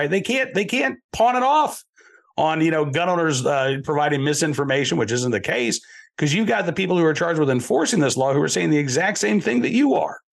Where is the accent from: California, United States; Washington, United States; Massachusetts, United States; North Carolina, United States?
Massachusetts, United States; born there; I was born in Massachusetts. I love Massachusetts